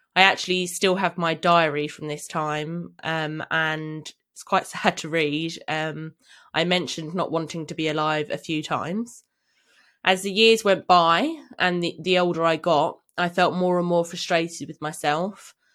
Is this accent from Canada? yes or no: no; London, United Kingdom; I grew up in London, living with my parents